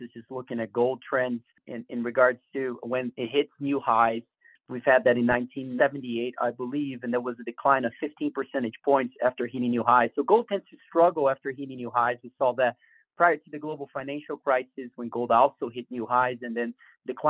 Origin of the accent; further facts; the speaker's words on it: Brazil; moved away; I come from Brazil, and I certainly have lived through inflationary environments.